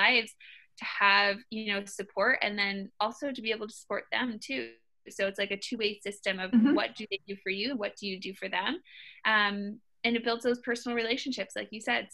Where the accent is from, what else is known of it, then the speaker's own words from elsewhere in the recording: Western Massachusetts, United States; we didn't have girls teams where I was growing up in Western Mass